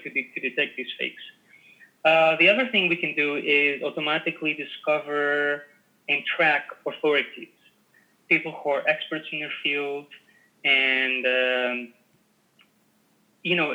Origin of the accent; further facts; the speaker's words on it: Greece; I'm Greek. Yeah. I come from Greece